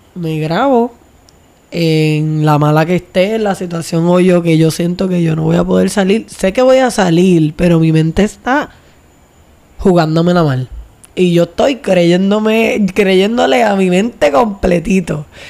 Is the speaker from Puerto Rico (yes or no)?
yes; Vieques, Puerto Rico; also born or lived in Luquillo / Río Piedras; criada en Luquillo, luego criada otra vez desde la juventud más o menos, ustedes saben ya, eh, en Vieques